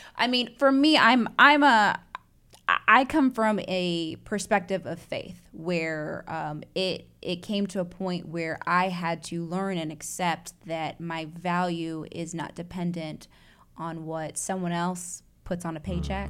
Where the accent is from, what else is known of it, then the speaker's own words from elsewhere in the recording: Chicago, Illinois, United States; also born or lived in Atlanta, Georgia / Evanston, Illinois; now in Indianapolis, United States; I was born and bred in Chicago. Shout out to Chi Town